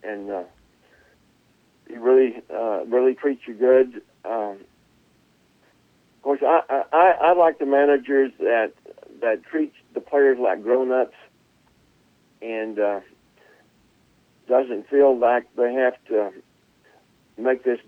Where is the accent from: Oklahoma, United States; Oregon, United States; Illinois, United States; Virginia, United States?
Oklahoma, United States; now in Texas, United States; we're both from Oklahoma, and we're both in the Oklahoma Hall of Fame